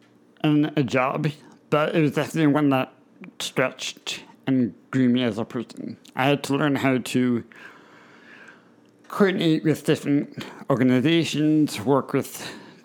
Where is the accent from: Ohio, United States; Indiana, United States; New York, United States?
Indiana, United States; moved away as an adult; now in Harrisburg, United States; I'd come back to Indiana